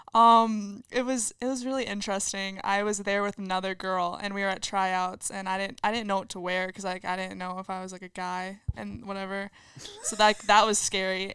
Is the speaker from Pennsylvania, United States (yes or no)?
no; LaSalle, Illinois, United States; I am from LaSalle, Peru